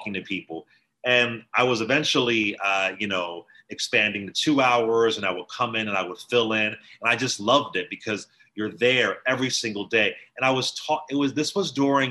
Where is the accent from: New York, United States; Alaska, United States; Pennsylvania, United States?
Pennsylvania, United States; Philadelphia; also born or lived in Washington State; I'm from Philadelphia and Washington State. I was raised in both areas, but predominantly in Philadelphia